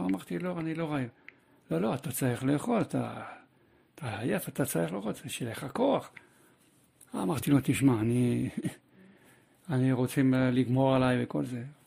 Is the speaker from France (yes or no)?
yes; Paris, Île-de-France, France; moved away as an adult; also born or lived in Kfar Saba, Israel; now in Israel; גדלתי בצרפת, אה, בפריס